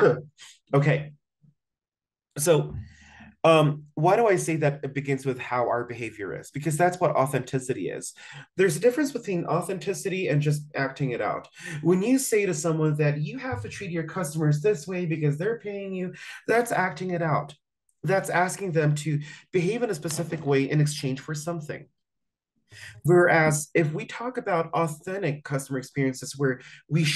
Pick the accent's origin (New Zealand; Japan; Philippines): Philippines; also born or lived in southern United States; I'm originally from the Philippines, but my roots come from the southern part of the United States, so we're southern.